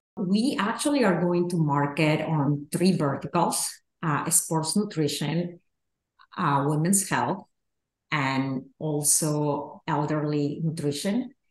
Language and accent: English; Peru; moved away; I grew up in Peru